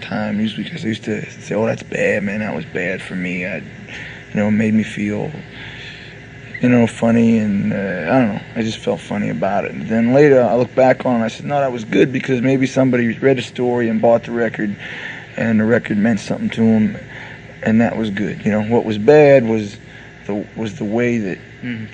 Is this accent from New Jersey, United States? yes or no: yes; New Jersey, United States; We're from New Jersey